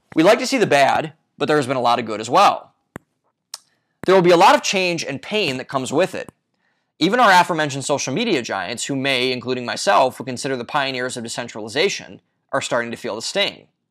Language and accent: English; Ohio, United States; my home state of Ohio